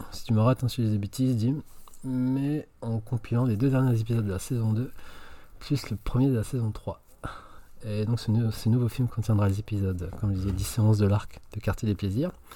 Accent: France; chez nous en France

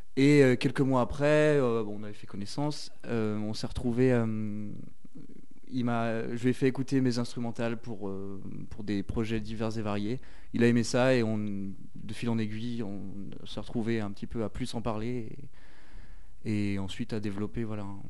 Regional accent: Saint-Étienne, Auvergne-Rhône-Alpes, France; je suis stéphanois

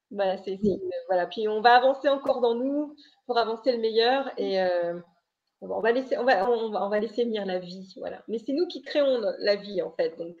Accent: Brittany, France; je suis bretonne

